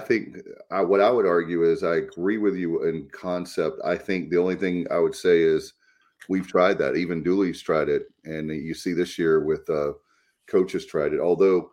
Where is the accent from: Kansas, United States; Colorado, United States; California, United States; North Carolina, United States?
North Carolina, United States; Williamston; my hometown of Williamston